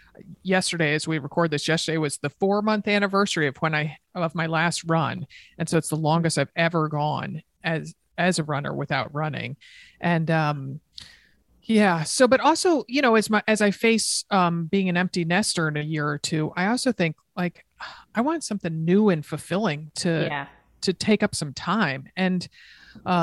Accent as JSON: {"language": "English", "region": "Connecticut", "country": "United States", "tie": "born or raised there", "said": "growing up in Connecticut, it's not uncommon to see a paddle tennis court"}